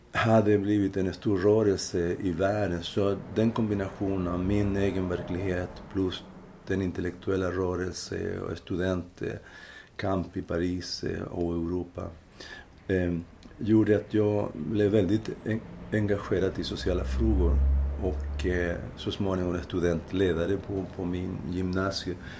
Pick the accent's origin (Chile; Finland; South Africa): Chile; Linares, Maule; Swedish is a second language; moved away as an adult; now in Sweden; i Linares, som är den provins där jag kommer ifrån